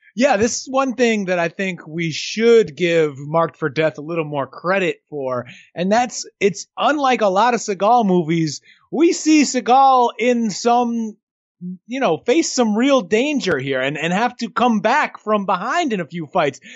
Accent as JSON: {"language": "English", "region": "New York", "country": "United States", "tie": "born or raised there", "said": "I grew up in New York"}